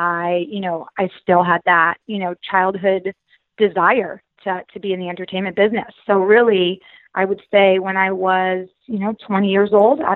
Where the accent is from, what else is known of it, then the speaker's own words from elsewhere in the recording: Connecticut, United States; moved away as an adult; also born or lived in Florida; I grew up in Connecticut